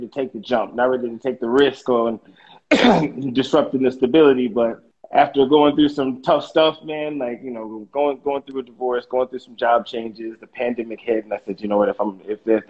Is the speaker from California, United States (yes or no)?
yes; Los Angeles, California, United States; moved away as an adult; now in New York, United States; I was born and raised in Los Angeles